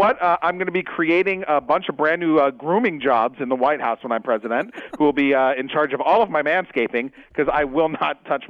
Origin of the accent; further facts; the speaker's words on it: United States; I was born here. I'm 41 years old.